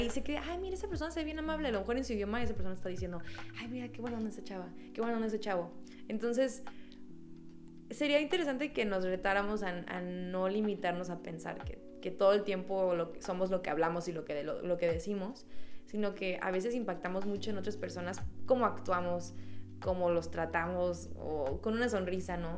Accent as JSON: {"language": "Spanish", "country": "Mexico", "said": "cuando naces aquí y hablas con otro mexicano, luego, luego hay una conexión"}